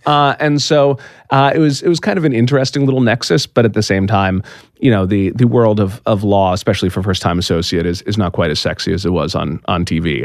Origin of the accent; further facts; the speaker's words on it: East Coast, United States; I'm from the East Coast. Uh, I had stayed you know, I'd stayed in the East Coast my whole life